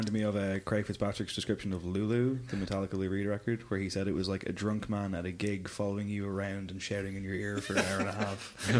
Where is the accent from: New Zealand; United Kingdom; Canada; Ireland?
Ireland; Drogheda, Leinster; I'm from Drogheda, yeah.